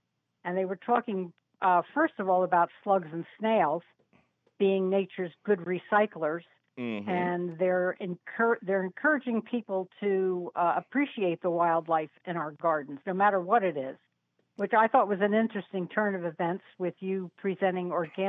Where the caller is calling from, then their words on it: Hunterdon County, New Jersey, United States; I'm calling from Hunterdon County in New Jersey.